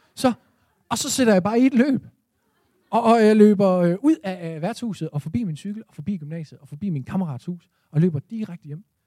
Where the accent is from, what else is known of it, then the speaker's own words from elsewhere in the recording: Esbjerg, Southern Denmark, Denmark; min fødeby Esbjerg. Jeg er på derværende tidspunkt 17 år